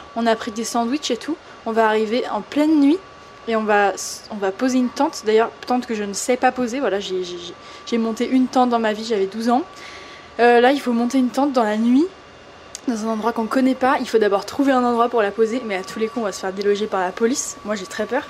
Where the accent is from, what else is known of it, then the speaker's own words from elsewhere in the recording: France; je suis française